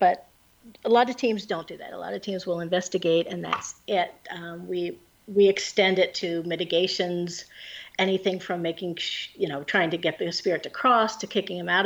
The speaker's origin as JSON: {"language": "English", "region": "Pennsylvania", "country": "United States", "moved": "yes", "lives_now": "New Jersey, United States", "said": "I'm from Pennsylvania"}